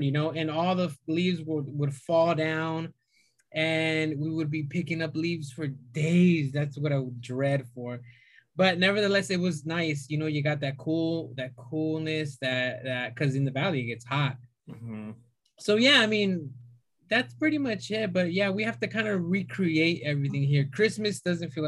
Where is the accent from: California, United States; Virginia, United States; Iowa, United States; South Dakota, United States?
California, United States; moved away; I'm originally from California